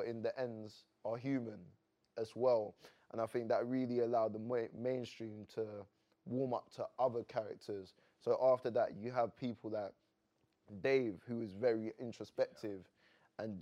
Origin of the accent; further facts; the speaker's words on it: Croydon, London, United Kingdom; I'm from South London, Croydon